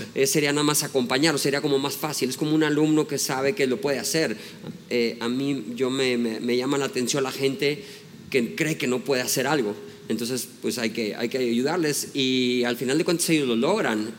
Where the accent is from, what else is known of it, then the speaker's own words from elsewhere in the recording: Mexico; soy mexicano